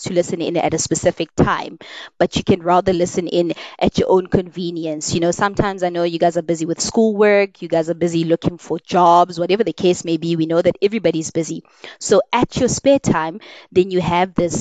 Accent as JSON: {"language": "English", "country": "South Africa", "said": "we have challenges as South African people"}